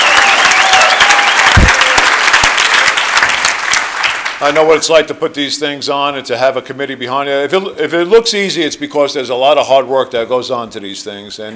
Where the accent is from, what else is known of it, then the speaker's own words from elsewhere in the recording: Jersey Shore, New Jersey, United States; I am from the Jersey Shore, New Jersey